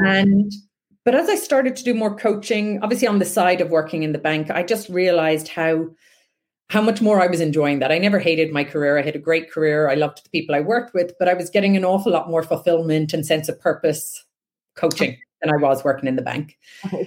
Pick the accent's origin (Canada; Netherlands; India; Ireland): Ireland; west coast of Ireland; I grew up on the west coast of Ireland